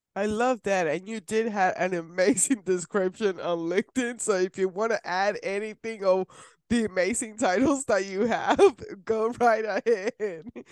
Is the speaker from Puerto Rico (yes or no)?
yes; Puerto Rico; I'm from Puerto Rico